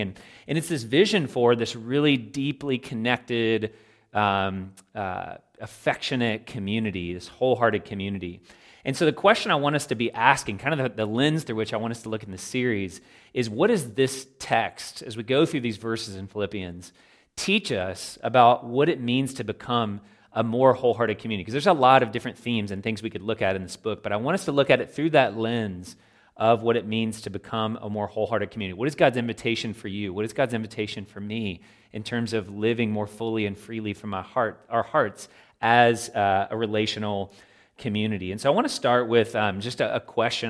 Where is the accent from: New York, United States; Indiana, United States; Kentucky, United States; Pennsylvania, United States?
Kentucky, United States; Louisville; I am a Kentuckian. I was raised in Louisville, Kentucky